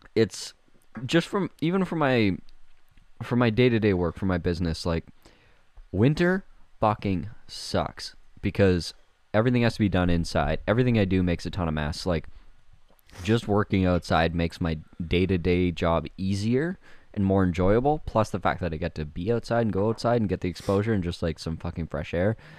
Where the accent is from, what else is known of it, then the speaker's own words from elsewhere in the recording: Winkler, Manitoba, Canada; half of Winkler is whatever, my hometown, fifteen thousand people